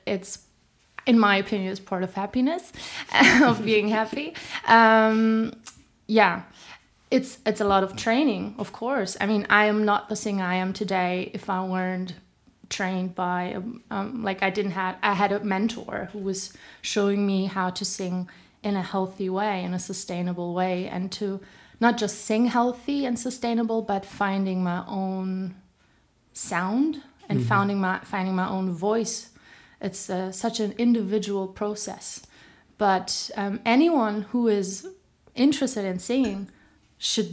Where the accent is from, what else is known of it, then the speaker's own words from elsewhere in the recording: Berlin, Germany; first language German; English is a second language; my mother tongue is German